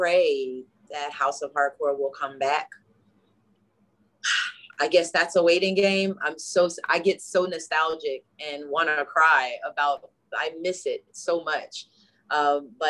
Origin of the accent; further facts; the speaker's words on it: Newark, New Jersey, United States; We're from Newark, New Jersey.